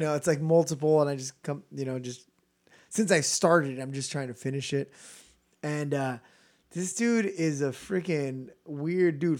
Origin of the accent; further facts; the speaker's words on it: California, United States; we're from California